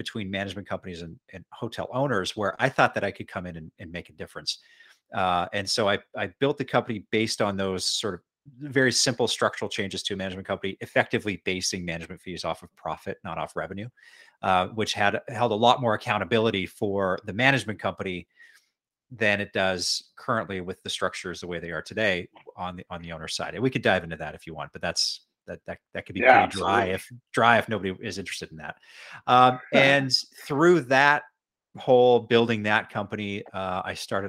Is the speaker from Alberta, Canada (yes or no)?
yes; Edmonton, Alberta, Canada; moved away as an adult; also born or lived in Western Canada / Bermuda; eventually moved back to my hometown, Edmonton, Alberta